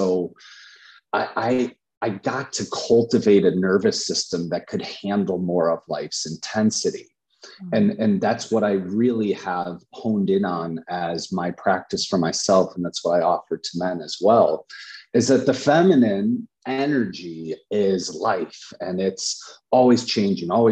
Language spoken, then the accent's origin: English; Chicago, Illinois, United States; I'm from Chicago, and Chicago is pretty dense and it's really high activity.